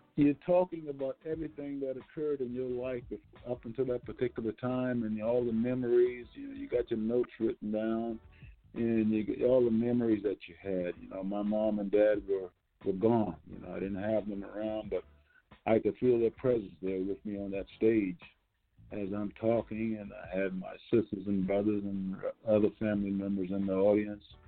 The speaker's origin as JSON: {"language": "English", "town": "North Charleston", "region": "South Carolina", "country": "United States", "said": "I'm from North Charleston, South Carolina"}